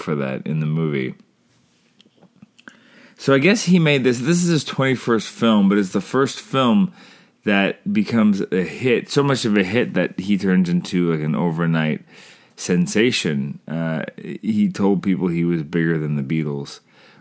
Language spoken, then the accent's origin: English; Canada; I'm Canadian filmmaker